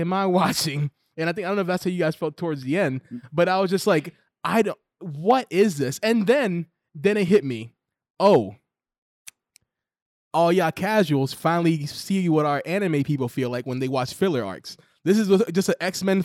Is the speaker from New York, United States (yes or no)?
yes; New York, United States; I'm from New York